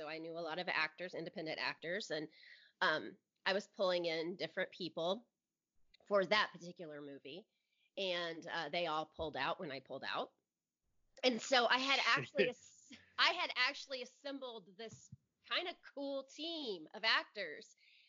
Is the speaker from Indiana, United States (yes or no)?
yes; Indianapolis, Indiana, United States; It's the first one I've ever been to that wasn't in my hometown.